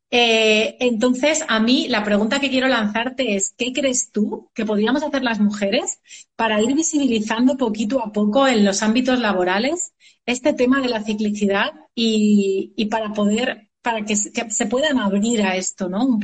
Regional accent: Madrid, Community of Madrid, Spain; yo soy de Madrid, yo soy de aquí, de España.

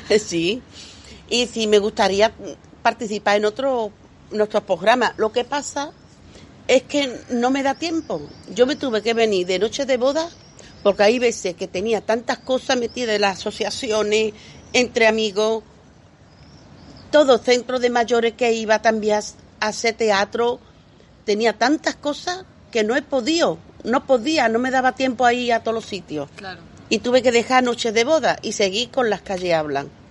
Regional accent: Lebrija, Andalusia, Spain; also born or lived in Polígono Sur, Seville; now in Seville, Spain; yo soy de Lebrija, pero llevo ya tantos años en el Polígono Sur que soy de ahí, de las 3.000

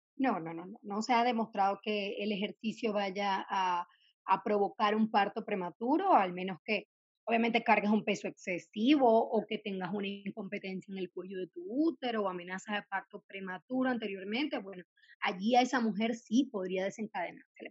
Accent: Venezuela; moved away as an adult; now in Mexico City, Mexico; yo soy venezolana, soy ginecólogo obstetra, me formé allá en Venezuela y vine a Ciudad de México, donde resido actualmente

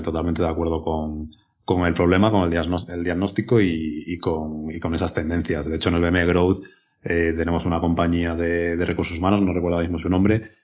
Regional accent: Extremadura, Spain; now in Madrid, Spain; soy extremeño

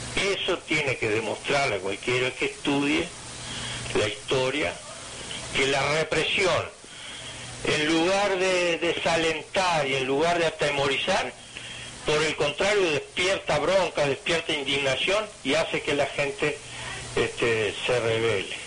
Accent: Minas, Lavalleja, Uruguay; que nací allá en Mina

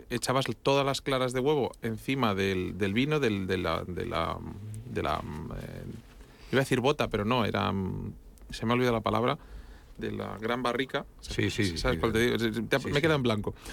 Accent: Catalonia, Spain; los panellets de mi tierra, que soy catalán?

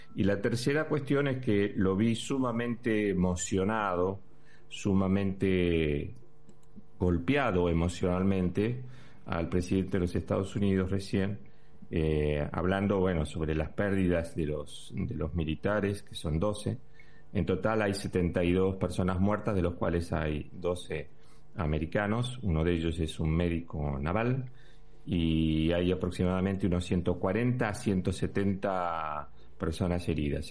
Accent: Argentina; now in Spain; como ciudadano español, pero también te lo digo con la camiseta de argentino

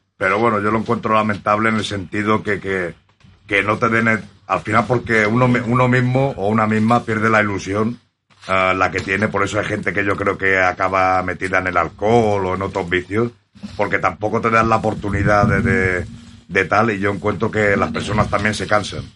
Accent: Mallorca, Balearic Islands, Spain; siendo de aquí. Y soy mallorquín

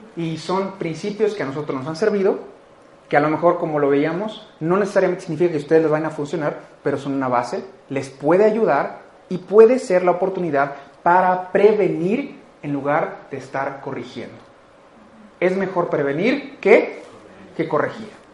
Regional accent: Mexico; Como cultura mexicana, como cultura latina

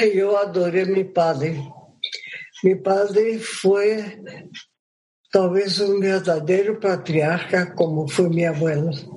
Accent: Maués, Amazonas, Brazil; Spanish is a second language; moved away; also born or lived in Colombia; mi abuela tuvo 12 hijos entonces yo nací en ese mundo inmenso, extraordinario, de cielo, agua y seda

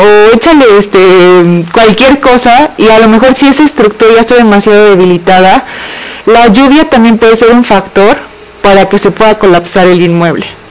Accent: Mexico; como mexicano

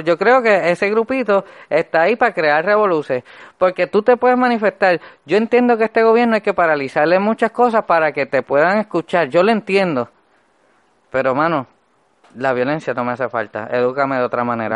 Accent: Puerto Rico; el Puerto Rico donde yo nací

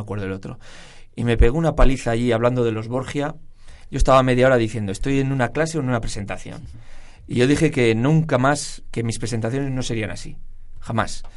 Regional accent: Burgos, Castile and León, Spain; soy burgalés

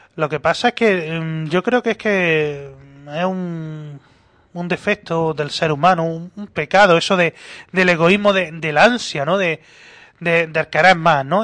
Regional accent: Granada, Andalusia, Spain; como granadino que soy

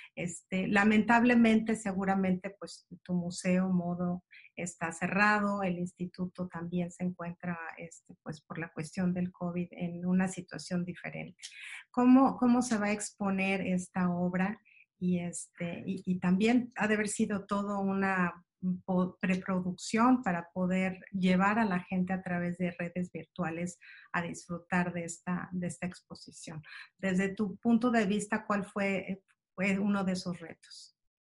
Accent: Mexico; como mexicanos

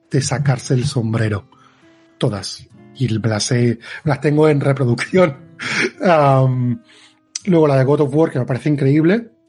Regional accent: Barcelona, Catalonia, Spain; moved away; also born or lived in Madrid; aparte de Barcelona, que soy de Barcelona, pero adoro Madrid.

